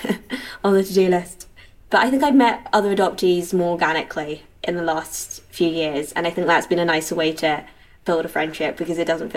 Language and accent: English; London, United Kingdom; moved away as an adult; now in Edinburgh, United Kingdom; I grew up in London. We were in Rotherhithe, and then we moved to North London when I was 4 or 5, first my school. Then I came up to Edinburgh for uni, and here I still am.